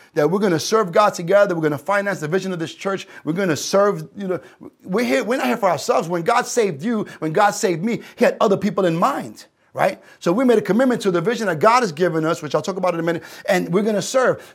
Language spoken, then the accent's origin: English; New York City, New York, United States; I'm a New Yorker